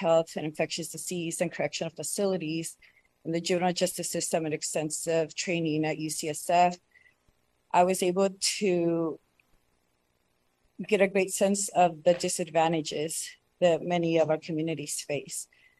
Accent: Mendocino County, California, United States; also born or lived in Bay Area; I grew up in Mendocino County. I'm fortunate enough to have experienced growing up in a small community that was quiet, safe, and family oriented. After high school, I relocated to the Bay Area

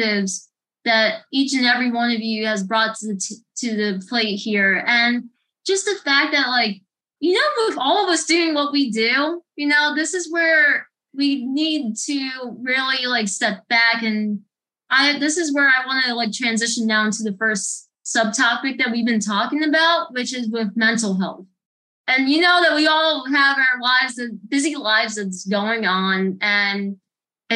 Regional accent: New Jersey, United States; moved away as an adult; now in Florida, United States; I live in Florida. I grew up in New Jersey. Originally, I was from New Jersey. I grew up there for pretty much most of my life.

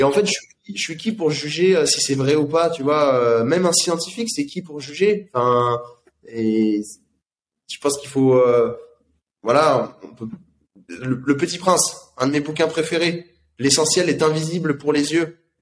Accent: France; en tant que Français

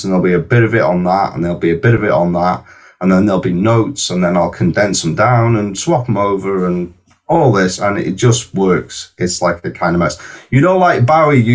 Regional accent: North Wales, United Kingdom; I'm from North Wales

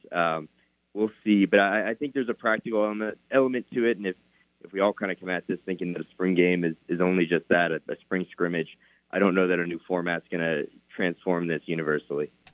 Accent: New York, United States; moved away as an adult; also born or lived in Missouri; now in Oklahoma, United States; Only four hours north of where I grew up in New York

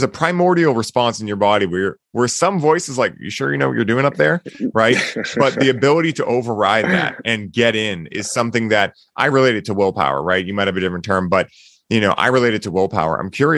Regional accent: Boston, Massachusetts, United States; I grew up in Boston. I've lived here my whole life.

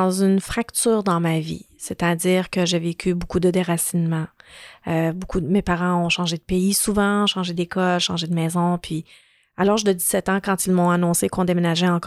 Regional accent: Lebanon; born there; Donc, je suis née au Liban.

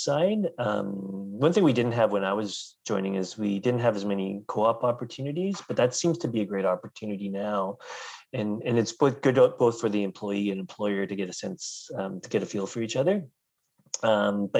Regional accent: Richmond, British Columbia, Canada; also born or lived in Kelowna; And I grew up in Richmond, just close to the airport

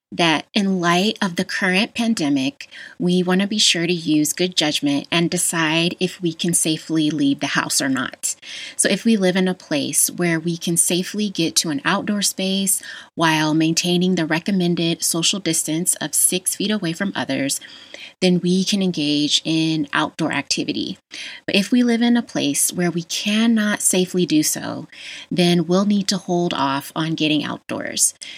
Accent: Las Vegas, Nevada, United States; I grew up in Las Vegas

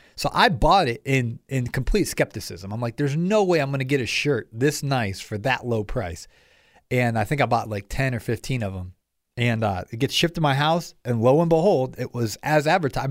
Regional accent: Ohio, United States; now in Atlanta, United States; I grew up in Ohio, and, uh, I moved down here to the A T L

